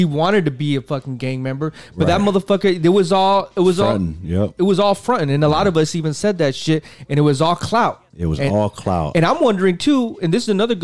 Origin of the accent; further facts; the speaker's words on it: West Coast, United States; we're from the West Coast